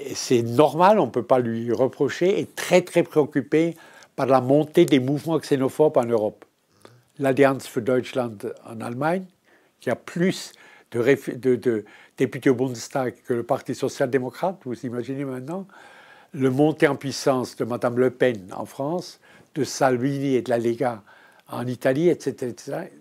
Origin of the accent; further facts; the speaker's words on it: Switzerland; je suis suisse. Je suis suisse.